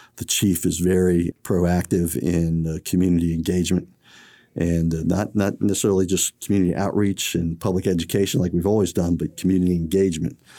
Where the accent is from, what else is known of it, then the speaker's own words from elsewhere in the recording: College Park, Maryland, United States; I grew up in College Park